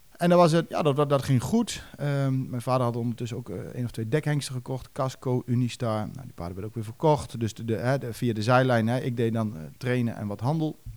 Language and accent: Dutch; Duiven, Gelderland, Netherlands; bij ons in Duiven